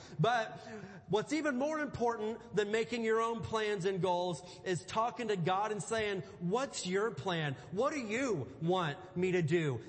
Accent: Indiana, United States; I grew up in Indiana, and I grew up just surrounded by cornfields

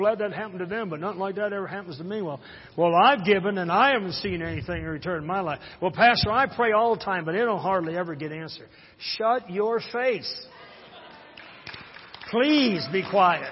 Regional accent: Harrison, Michigan, United States; I'm from Harrison. That's my hometown

